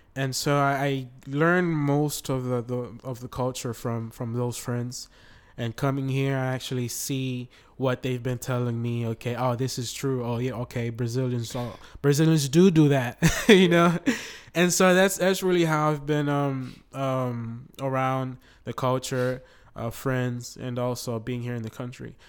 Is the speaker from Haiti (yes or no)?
yes; Haiti; now in Florida, United States; I am originally from Haiti. I live in the United States, uh, Florida.